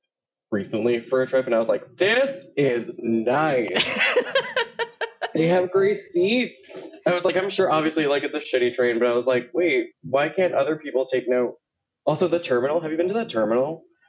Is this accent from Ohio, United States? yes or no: no; Miami, Florida, United States; moved away; also born or lived in Puerto Rico; I was born in Puerto Rico and then raised in Miami and then came here. So where I'm from truly depends on the time of day you ask me.